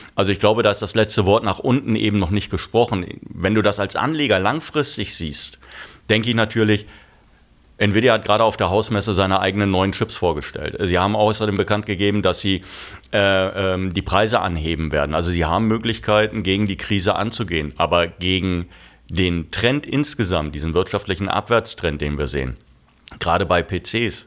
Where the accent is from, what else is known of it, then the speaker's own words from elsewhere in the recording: Germany; als Deutsche